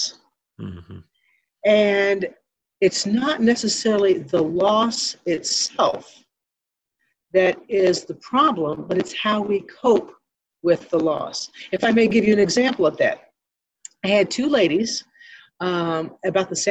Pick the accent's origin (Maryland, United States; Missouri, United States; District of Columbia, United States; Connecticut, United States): Missouri, United States; Ironton; I was born and raised in Ironton, Missouri, where the Baptist Home is located here in the beautiful Arcadia Valley